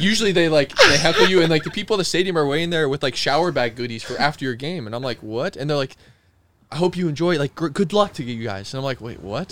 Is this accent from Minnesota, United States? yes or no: no; Arizona, United States; I'm from Arizona